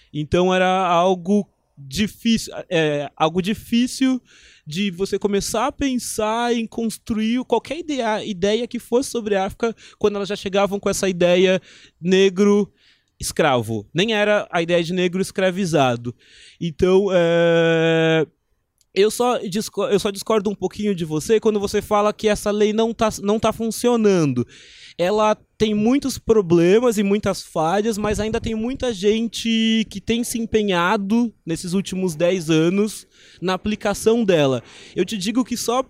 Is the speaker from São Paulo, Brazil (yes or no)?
yes; São Paulo, Brazil; eu sou de São Paulo